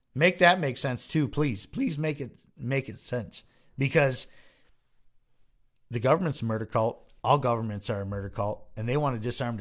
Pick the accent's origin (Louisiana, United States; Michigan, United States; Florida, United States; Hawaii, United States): Michigan, United States; Detroit; we are from Detroit